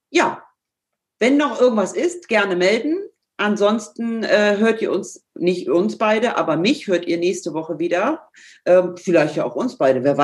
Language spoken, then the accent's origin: German; Northern Germany, Germany; accent: Hamburg; ich mache es mit dem Hamburger Slang, manchmal ein bisschen nasal, aber so ist das eben. Ja? Ich komme eben aus dem Norden und du aus dem Pott.